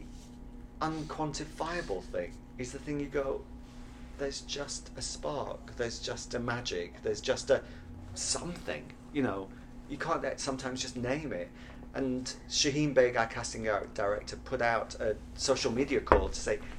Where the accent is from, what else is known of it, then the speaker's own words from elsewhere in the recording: Sheffield, Yorkshire and the Humber, United Kingdom; moved away; also born or lived in New York; Sheffield, which is my hometown